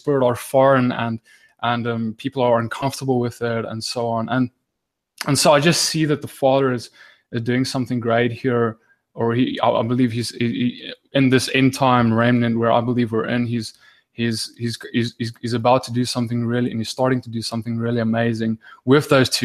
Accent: South Africa; now in Johannesburg, South Africa; I'm in South Africa, and more specifically Johannesburg

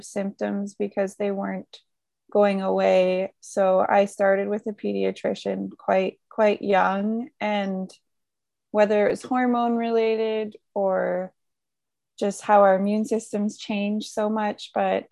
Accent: Creston, British Columbia, Canada; my hometown of Creston, BC

